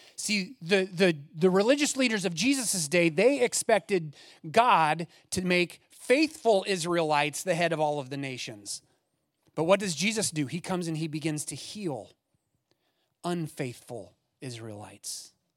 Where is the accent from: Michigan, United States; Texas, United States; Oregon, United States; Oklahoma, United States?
Oregon, United States; Eugene; I grew up in the Eugene area